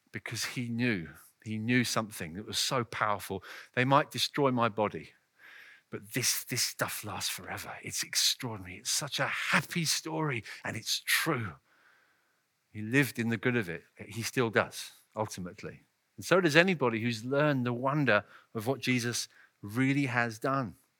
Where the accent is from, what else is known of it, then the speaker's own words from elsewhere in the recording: England, United Kingdom; my home country